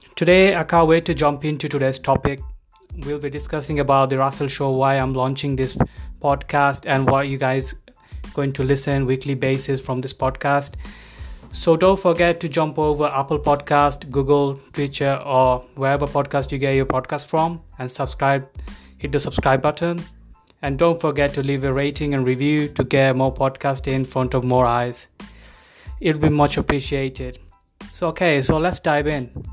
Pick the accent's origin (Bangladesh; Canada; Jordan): Bangladesh; moved away as an adult; now in United Kingdom; I'm originally from Bangladesh. I immigrated to UK back in 2010. Since then, I'm living in the UK.